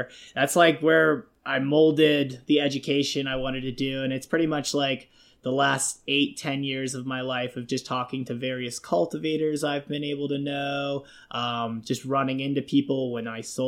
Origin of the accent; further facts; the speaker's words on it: Jacksonville, Florida, United States; also born or lived in Pittsburgh, Pennsylvania; I grew up in Florida for like 15 years of my life, originally from Pittsburgh, Pennsylvania, but we moved to Jacksonville when I was a kid